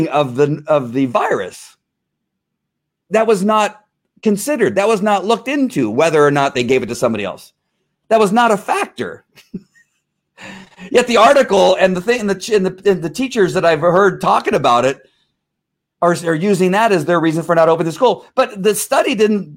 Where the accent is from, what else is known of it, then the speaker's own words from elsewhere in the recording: Texas, United States; I'm a Texan